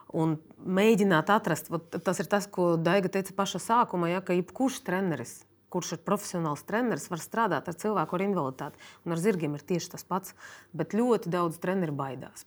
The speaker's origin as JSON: {"language": "Latvian", "country": "Russia", "tie": "born or raised there", "moved": "yes", "lives_now": "Latvia", "said": "esmu dzimusi Krievijā"}